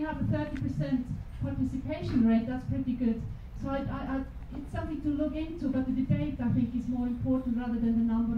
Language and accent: English; Switzerland; Hi, I am actually from Switzerland.